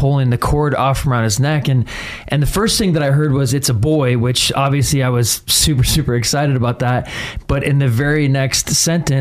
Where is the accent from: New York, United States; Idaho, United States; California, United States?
Idaho, United States; Boise; Born and raised in Boise, Idaho